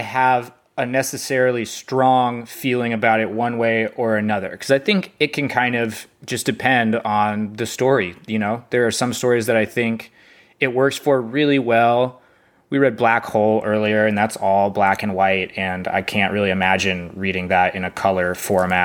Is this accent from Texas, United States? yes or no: yes; North Texas, United States; I'm from North Texas